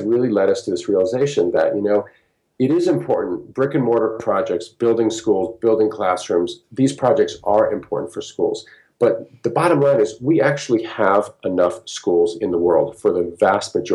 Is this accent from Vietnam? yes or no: no; United States; also born or lived in Peru; people from where I came from the United States